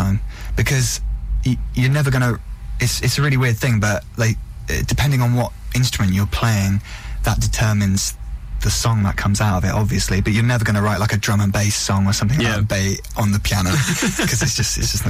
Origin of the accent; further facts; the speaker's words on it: England, United Kingdom; I'm from England